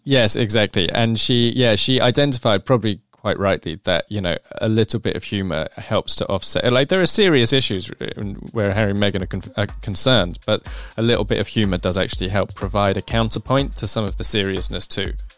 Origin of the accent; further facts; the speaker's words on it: England, United Kingdom; I'm an English person